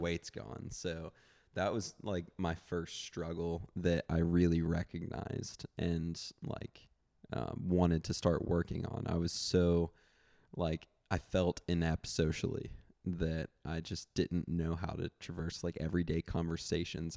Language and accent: English; Memphis, Tennessee, United States; moved away as an adult; now in Austin, United States; I'm from Memphis. Um, actually just moved to Austin about four months ago